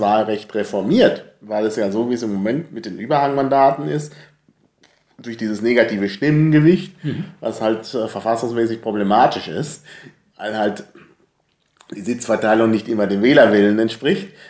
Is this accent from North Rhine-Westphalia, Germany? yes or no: yes; North Rhine-Westphalia, Germany; moved away; also born or lived in Franconia, Bavaria; ich bin ja in Nordrhein-Westfalen zur Schule gegangen